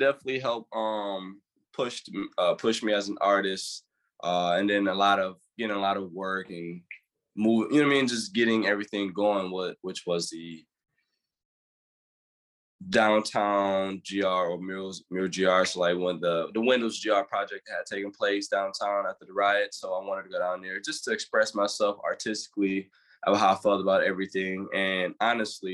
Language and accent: English; Grand Rapids, Michigan, United States; born and raised in Grand Rapids, inner city kid